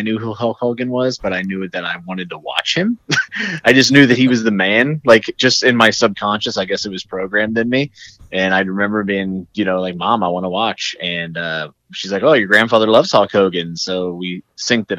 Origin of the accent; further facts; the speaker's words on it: southwestern Pennsylvania, United States; also born or lived in Morgantown, West Virginia; I'm actually from southwestern Pennsylvania, like right near West Virginia on the border near Morgantown. So I just kind of claim Morgantown because I spent almost all my free time there. And I grew up in that area